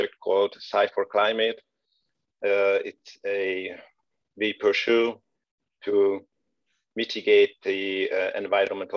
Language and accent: English; Hungary; moved away as an adult; also born or lived in Veszprém, Hungary / Karlsruhe, Germany; now in Aachen, Germany; I'm originally from Hungary. I left the country in 2011, switched to Germany